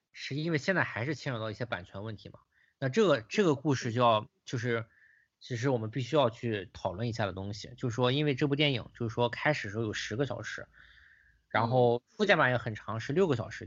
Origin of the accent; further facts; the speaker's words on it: China; 我作为一个中国人